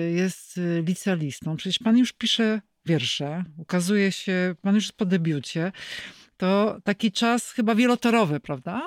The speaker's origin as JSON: {"language": "Polish", "town": "Kraków", "region": "Lesser Poland", "country": "Poland", "said": "jako krakowianka"}